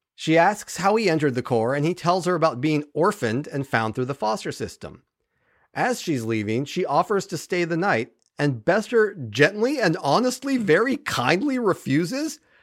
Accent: California, United States; now in Ohio, United States; I was raised in Cal, I mean, I'm from California

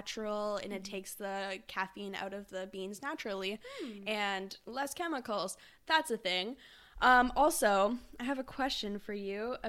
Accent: Sooke, British Columbia, Canada; moved away; I'm from the island

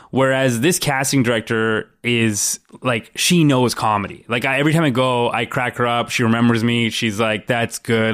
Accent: Brampton, Ontario, Canada; I grew up in Brampton

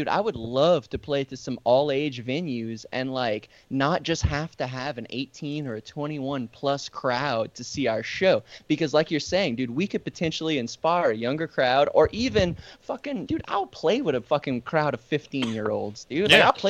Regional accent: Lafourche Parish, Louisiana, United States; We're from Lafourche Parish. We live literally the bottom of Lafourche, middle of Lafourche, and the top.

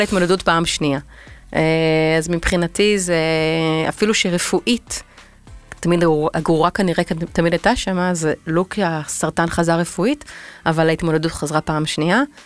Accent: Tel Aviv, Tel Aviv District, Israel; אני תל אביבית

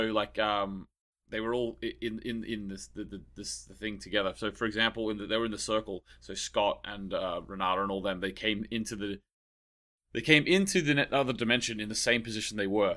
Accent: Australia; now in Ireland; I'm from Australia, so I went to a lot of beaches

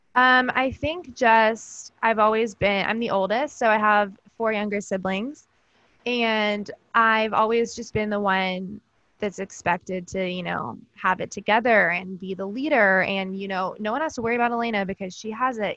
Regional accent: Georgia, United States; now in Pennsylvania, United States; I was actually born and raised in Georgia

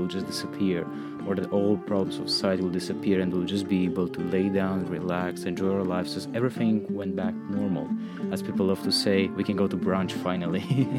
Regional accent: Romania; now in Maine, United States; Romania, my home country as well

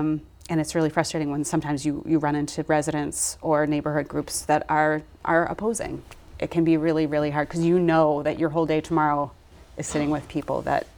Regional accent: Brockton, Massachusetts, United States; how different their experience living here mm-hmm. has been than mine, than growing up in Brockton.

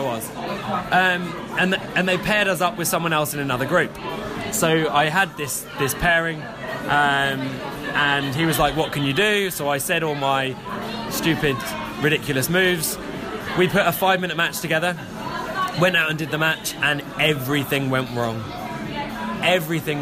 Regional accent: Gorleston, East of England, United Kingdom; also born or lived in Norwich; Galston, which is my hometown.

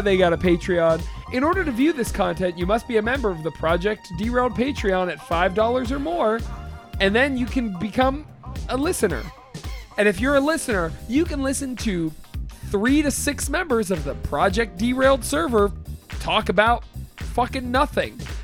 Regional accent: Austintown, Ohio, United States; I'm from Austin Town

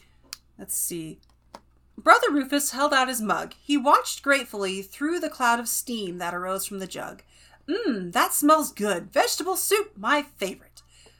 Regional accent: Clovis, California, United States; also born or lived in Fresno; now in Wyoming, United States; Okay, yes, actually, I was technically born in Fresno, but I lived in Clovis.

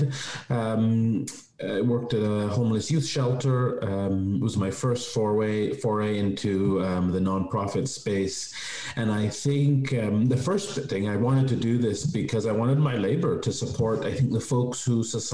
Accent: Toronto, Ontario, Canada; also born or lived in Vancouver; made my way back to Toronto after some time in Vancouver

